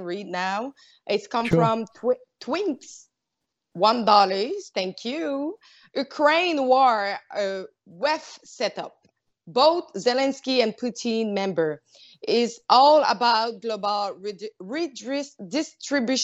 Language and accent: English; Quebec City, Quebec, Canada; now in Montreal, Canada; now I'm in Montreal, but I'm from Quebec City